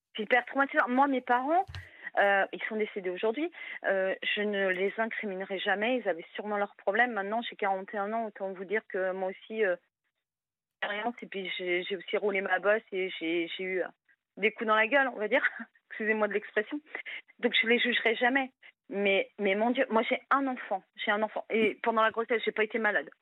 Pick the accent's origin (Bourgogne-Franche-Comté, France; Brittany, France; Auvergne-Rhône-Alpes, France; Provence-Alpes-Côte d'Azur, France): Brittany, France; je suis bretonne